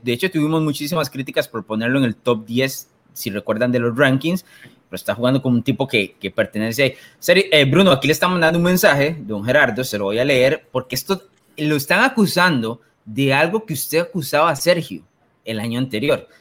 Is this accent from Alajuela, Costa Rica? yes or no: no; Limón, Costa Rica; aquí ah. en Limón decimos que lo tiene suave